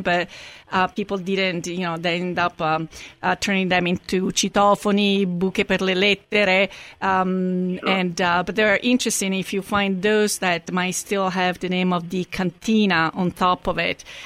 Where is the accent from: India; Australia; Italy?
Italy; Rome, Lazio; moved away; I'm from Rome as well